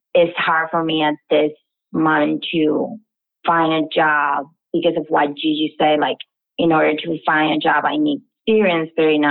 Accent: Venezuela; moved away; I'm from Venezuela.

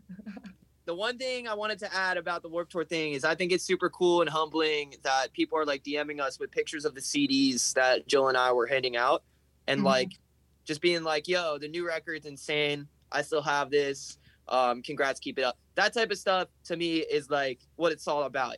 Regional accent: New Jersey, United States; We're from New Jersey

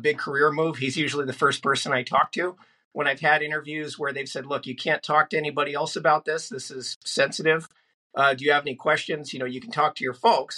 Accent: Northern California, United States; I grew up in Northern California.

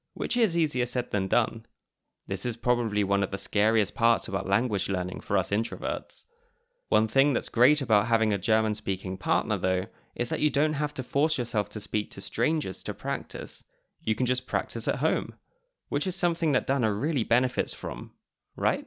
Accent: United Kingdom; moved away as an adult; now in Austria; as a Brit who moved to Austria almost nine years ago

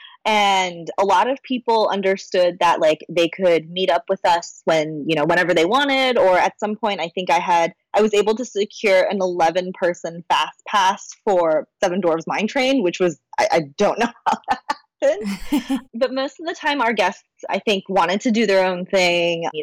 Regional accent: United States; I'm Chinese American

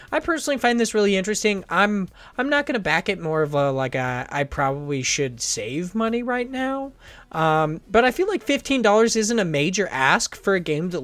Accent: United States; I'm an American

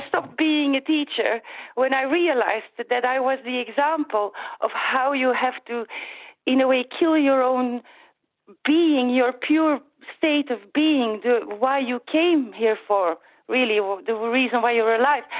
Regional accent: Flanders, Belgium; I'm from Flanders

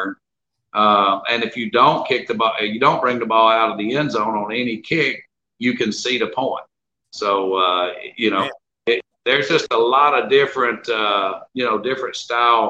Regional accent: Jackson County, Alabama, United States; moved away; also born or lived in Winnipeg, Canada; I was born in Jackson County, Alabama.

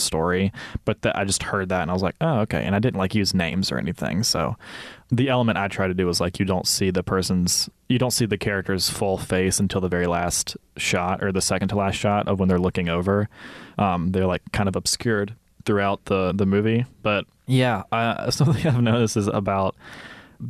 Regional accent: Senatobia, Mississippi, United States; moved away; being from Senatobia

